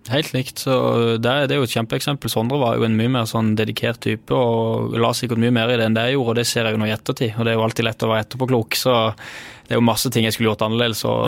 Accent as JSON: {"language": "Norwegian", "area": "Sørlandet", "region": "Southern Norway", "country": "Norway", "said": "jeg er jo fra Sørlandet"}